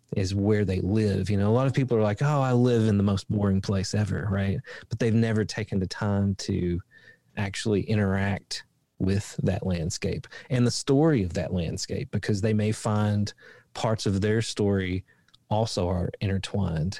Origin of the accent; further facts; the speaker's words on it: Appalachia in Eastern Kentucky, United States; I grew up in Appalachia in Eastern Kentucky